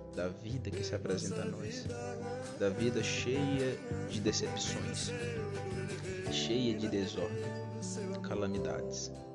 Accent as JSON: {"language": "Portuguese", "country": "Brazil", "said": "tenho orgulho de ser brasileiro"}